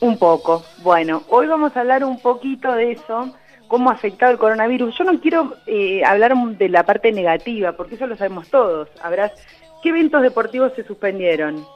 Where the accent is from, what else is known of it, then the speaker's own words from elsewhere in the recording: Argentina; nos afecta a todos como argentinos